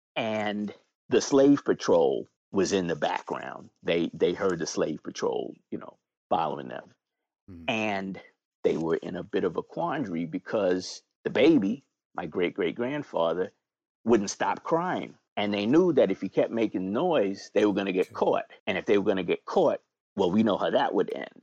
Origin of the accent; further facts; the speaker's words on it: New York, United States; moved away as an adult; now in Philadelphia, United States; I was born and raised in New York